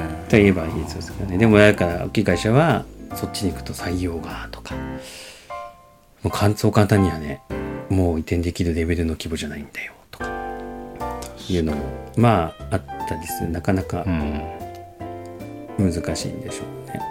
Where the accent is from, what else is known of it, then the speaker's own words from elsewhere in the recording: Japan; 日本はまあね生まれ育ったところでね